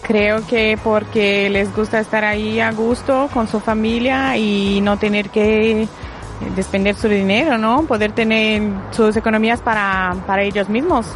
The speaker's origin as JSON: {"language": "Spanish", "country": "France", "moved": "yes", "said": "en mi país, por ejemplo, en Francia"}